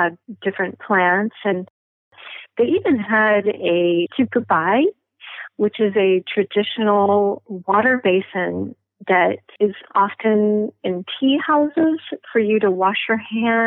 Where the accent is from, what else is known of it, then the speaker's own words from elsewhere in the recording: Oklahoma, United States; I was raised in Oklahoma